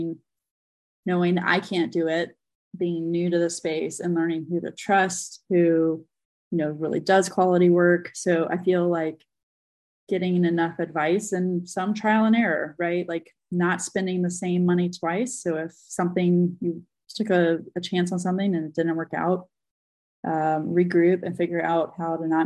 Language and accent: English; North Carolina, United States; I grew up a Carolina Tar Heel fan in North Carolina